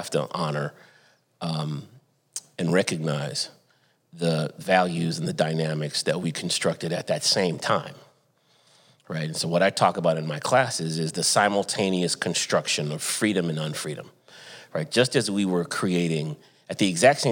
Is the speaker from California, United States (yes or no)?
yes; Santa Barbara, California, United States; moved away as an adult; also born or lived in Atlanta, Georgia / Durham, North Carolina; I grew up in Southern California, Santa Barbara, California